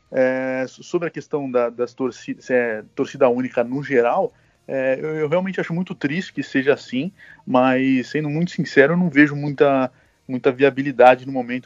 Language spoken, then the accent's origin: Portuguese; Santos, São Paulo, Brazil; eu sou de Santos